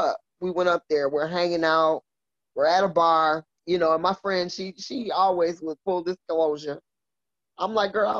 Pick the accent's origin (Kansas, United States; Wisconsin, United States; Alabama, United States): Wisconsin, United States; Milwaukee; moved away as an adult; also born or lived in Green Bay, Wisconsin; now in Florida, United States; I was born and raised in Milwaukee, Wisconsin.